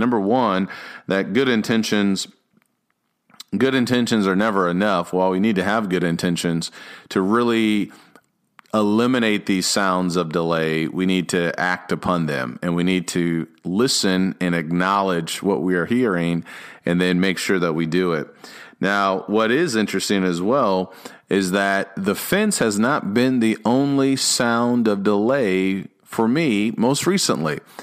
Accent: Illinois, United States; also born or lived in Dallas area, Texas; now in Dallas, United States; I grew up in Illinois, so I'm used to the cold

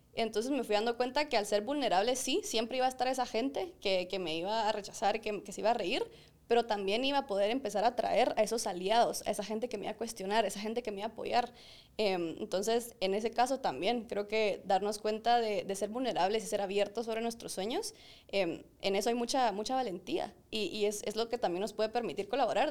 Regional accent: Guatemala; nosotros, como chapines super cracks

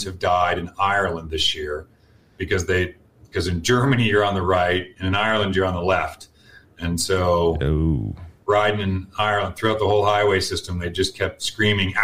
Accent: Canada; now in United States; I am Canadian by birth, Victor, and American by naturalization

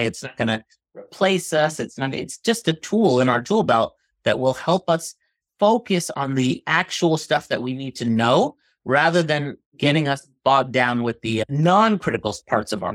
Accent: New Jersey, United States; moved away as an adult; also born or lived in Boston / Philadelphia / Chicago; now in Pittsburgh, United States; I'm originally from New Jersey. Grew up there, Northeast

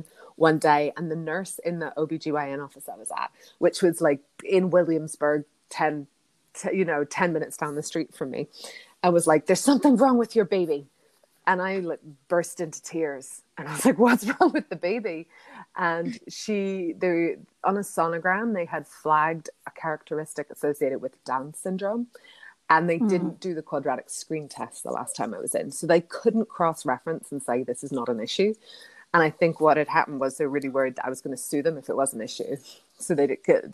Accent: Ireland; moved away as an adult; now in New York, United States; I come from Ireland

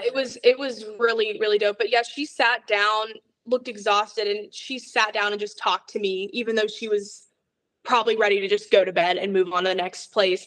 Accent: Atlanta, Georgia, United States; also born or lived in Florida; I've lived here in Atlanta since I was about like four years old

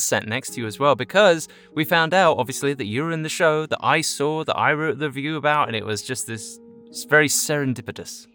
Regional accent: Chelmsford, East of England, United Kingdom; moved away; originally from Chelmsford, England

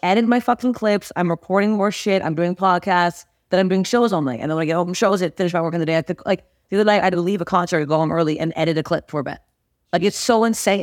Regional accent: Toronto, Ontario, Canada; moved away as an adult; now in Los Angeles, United States; Toronto, my hometown

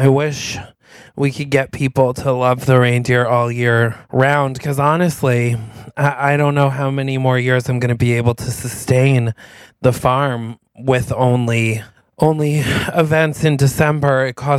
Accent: New York, United States; And I'm like, sorry, we're from New York.

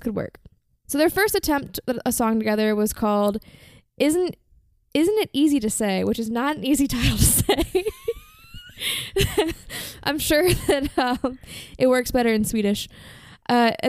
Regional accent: Virginia, United States; I'm American and I'm from Virginia and that's just how we say it

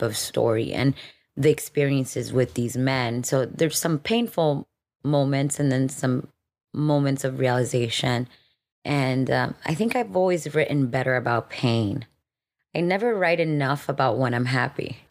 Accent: Miami, Florida, United States; moved away as an adult; also born or lived in Dominican Republic; now in Los Angeles, United States; I was born in Dominican Republic and we moved to Miami when I was five years old

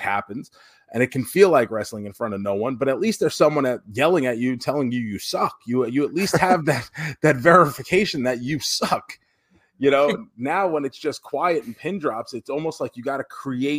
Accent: New York, United States; now in Florida, United States; I grew up in New York

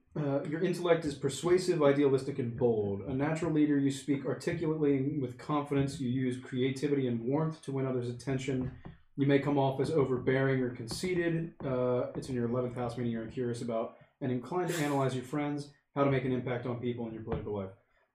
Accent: Bryn Mawr, Pennsylvania, United States; born there; I was born on July 9th, 1998, in Bryn Mawr, Pennsylvania, at 10:46 a.m.

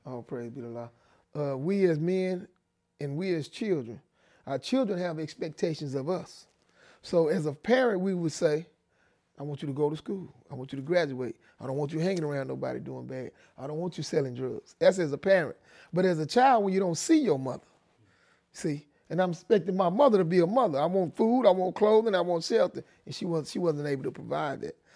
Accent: Dallas, Texas, United States; also born or lived in Denison, Texas; I was born in Denison, Texas, right outside of Dallas, Texas. I was raised in Oak Cliff

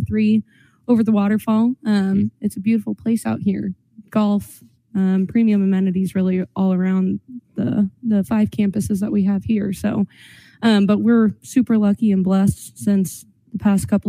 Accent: Austin, Texas, United States; I'm from Austin

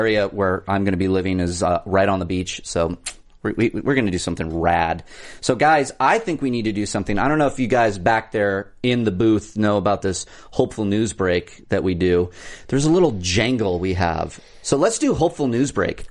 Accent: Orange County, California, United States; I grew up in Orange County

